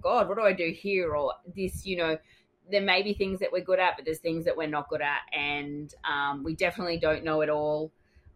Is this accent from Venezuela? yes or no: no; Australia; Your Australian host